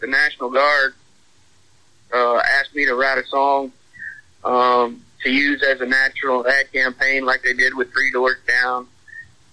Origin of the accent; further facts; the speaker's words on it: Texas, United States; also born or lived in Conroe, Texas; I came back home here to Texas